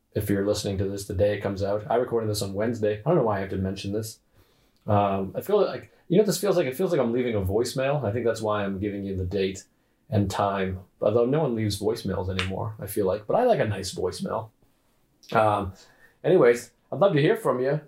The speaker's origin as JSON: {"language": "English", "region": "New York", "country": "United States", "said": "I'm in New York. I'm a New Yorker"}